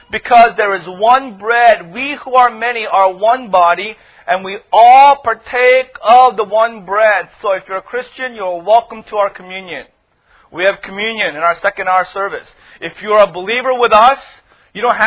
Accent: United States; they knew I was from America

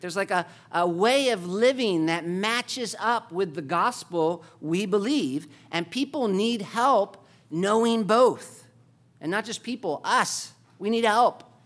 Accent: United States; as, uh, Americans

